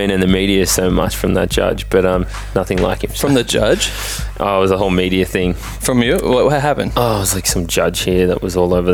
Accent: Australia; moved away as an adult; now in United States; I'm licensed in Australia

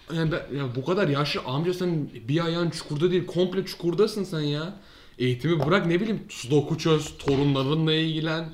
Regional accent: Turkey

